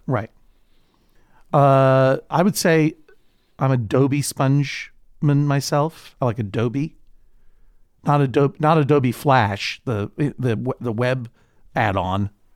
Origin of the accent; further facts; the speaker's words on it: New England, United States; my historic growing up in New England